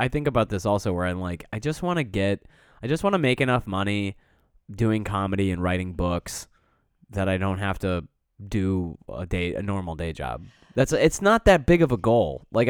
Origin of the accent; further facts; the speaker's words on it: Bronx, New York, United States; I'm from the Bronx.